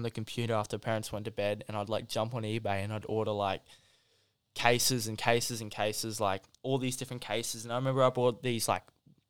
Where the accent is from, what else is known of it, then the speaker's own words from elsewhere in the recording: China; Because I come from China. I didn't even know, right?